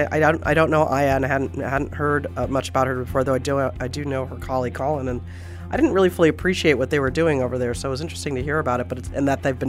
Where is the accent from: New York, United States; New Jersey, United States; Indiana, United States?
New Jersey, United States; And I'm from New Jersey.